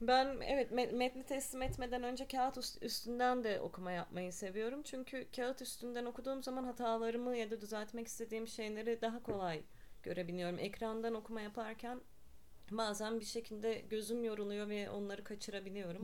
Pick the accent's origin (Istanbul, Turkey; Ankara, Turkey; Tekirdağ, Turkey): Ankara, Turkey; also born or lived in Barcelona; 1982'de Ankara'da doğdum